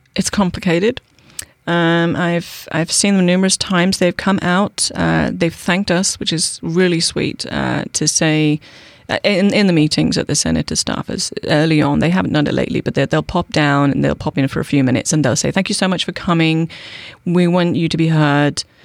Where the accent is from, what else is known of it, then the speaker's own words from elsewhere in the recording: United Kingdom; accent: British; moved away as an adult; now in Bainbridge Island, United States; I'm British, okay? Um, I am. I've been here for twenty-one years. I can't shake the accent